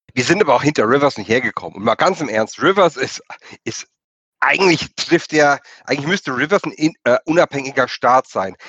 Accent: Germany; wir sind Deutsche

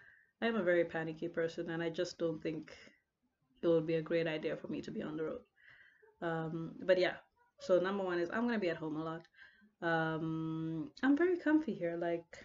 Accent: Lusaka, Lusaka Province, Zambia; moved away as an adult; now in Port Elizabeth, South Africa; I live in Port Elizabeth, but I'm from Lusaka, Zambia.

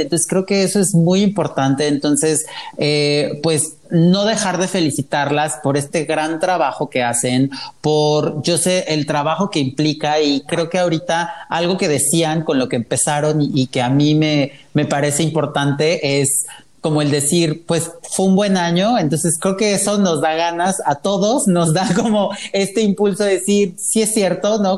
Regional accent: Puebla, Mexico; now in Mexico City, Mexico; Yo soy de Puebla, llevo ya prácticamente 14 años en México

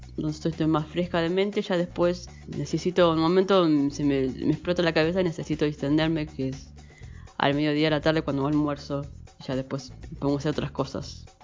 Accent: Castelar, Buenos Aires Province, Argentina; Soy de Buenos Aires, Argentina, la zona oeste, Castelar

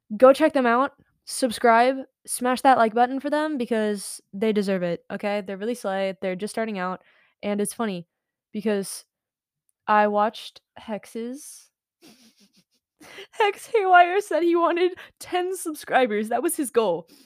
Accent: United States; I'm American.

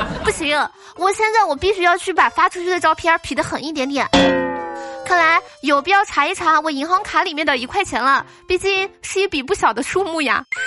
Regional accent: southern China, China; 我作为一个南方人

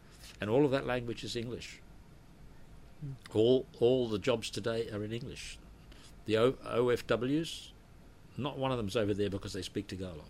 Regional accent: Australia; moved away as an adult; now in Philippines; I grew up in Australia. I was Australian. My early life was there, of course.

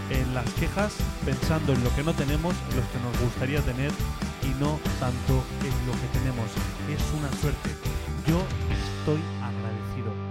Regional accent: Sax, Valencian Community, Spain; moved away as an adult; also born or lived in Orihuela; now in Torrevieja, Spain; Yo estos días que he estado de fiestas en Saks, en mi pueblo

